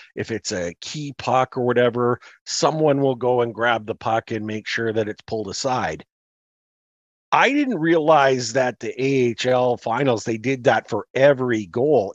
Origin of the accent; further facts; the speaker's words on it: Canada; now in Calgary, Canada; we're Canadian